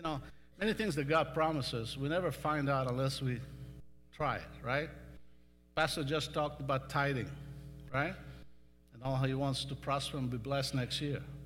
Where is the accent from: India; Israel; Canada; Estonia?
Israel; Western Galilee, Northern District; moved away as an adult; also born or lived in California; now in Texas, United States; I grew up in Western Galilee